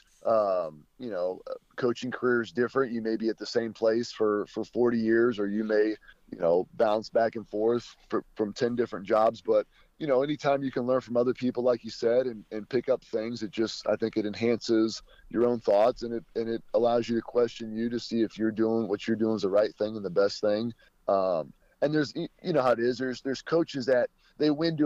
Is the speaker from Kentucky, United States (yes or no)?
yes; Kentucky, United States; moved away as an adult; I'm originally from Kentucky